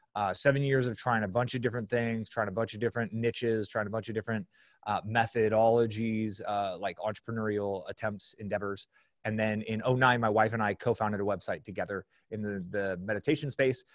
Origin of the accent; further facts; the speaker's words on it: San Francisco Bay Area, California, United States; I grew up in the San Francisco Bay Area.